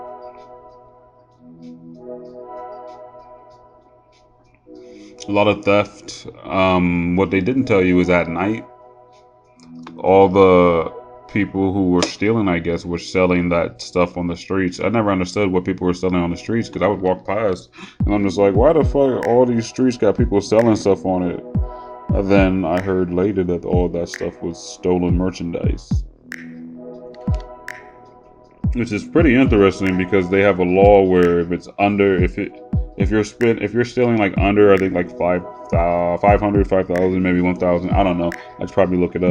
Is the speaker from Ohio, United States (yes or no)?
yes; Ohio, United States; also born or lived in San Francisco; I'm from Ohio